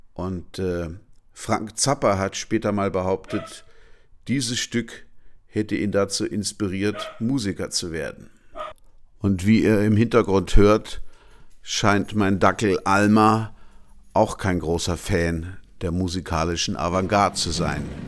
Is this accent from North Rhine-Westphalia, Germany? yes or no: no; Hanover, Lower Saxony, Germany; meine Geburtsstadt Hannover